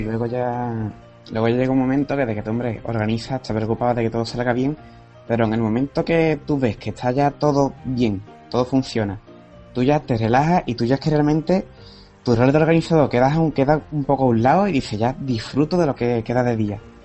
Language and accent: Spanish; Cádiz, Andalusia, Spain; Yo soy de Cádiz